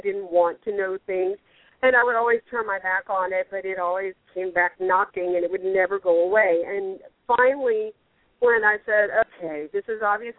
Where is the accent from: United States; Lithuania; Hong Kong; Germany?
United States; the Bible Belt, the South; also born or lived in North Carolina; now in Florida, United States; I grew up in the Bible Belt